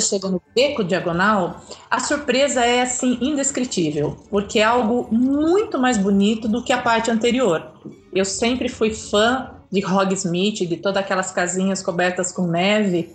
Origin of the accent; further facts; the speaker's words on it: Brazil; você fala que é do Brasil